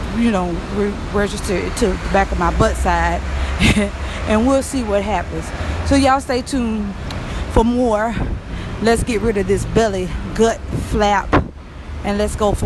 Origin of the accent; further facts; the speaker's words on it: Louisiana, United States; I'm from Louisiana